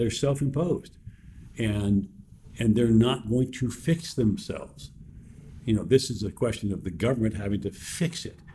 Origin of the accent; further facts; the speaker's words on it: New York City, New York, United States; I was born and raised in New York City